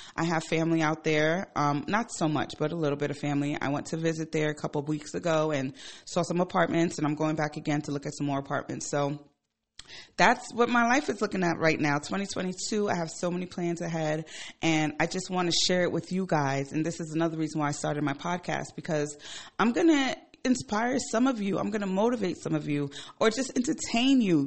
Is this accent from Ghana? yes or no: yes; Ghana; moved away; I'm from Ghana. I go to Ghana pla-, quite often